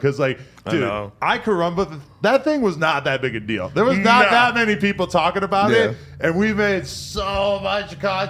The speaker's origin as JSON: {"language": "English", "town": "Chicago", "region": "Illinois", "country": "United States", "said": "I'm from Englewood and I get it, Brackenwood."}